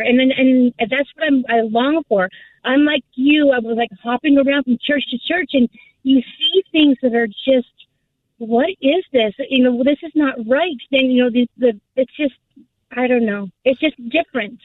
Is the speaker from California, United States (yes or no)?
yes; Southern California, United States; I was born and raised here in Southern California.